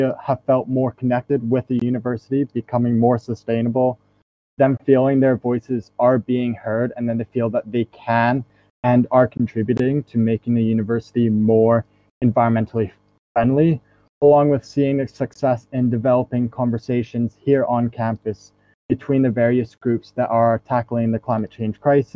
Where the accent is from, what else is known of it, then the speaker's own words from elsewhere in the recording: New Hampshire, United States; moved away as an adult; now in St Andrews, United Kingdom; I am from New Hampshire, which is just north of Boston in the States.